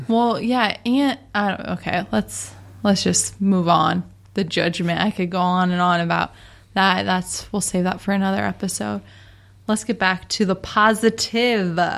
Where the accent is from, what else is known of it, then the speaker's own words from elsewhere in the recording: Seattle, Washington, United States; moved away as an adult; now in San Diego, United States; we're from Seattle